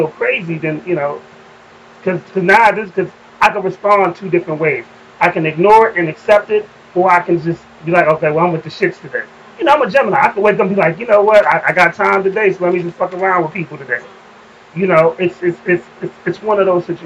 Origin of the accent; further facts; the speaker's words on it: Alexandria, Virginia, United States; growing up in Alexandria, Virginia